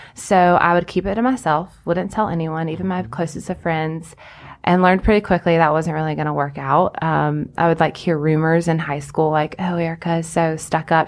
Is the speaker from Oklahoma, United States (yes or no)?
no; Anderson, South Carolina, United States; I grew up in Anderson